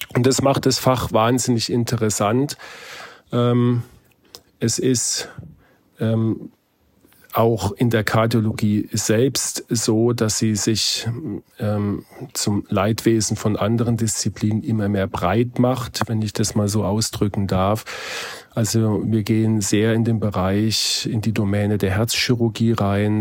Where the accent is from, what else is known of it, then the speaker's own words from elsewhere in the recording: Heidelberg, Baden-Württemberg, Germany; meine Heimatstadt Heidelberg